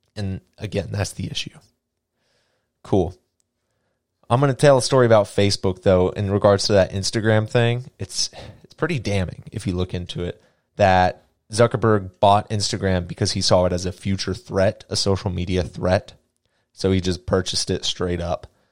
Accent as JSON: {"language": "English", "country": "United States", "said": "I am an American"}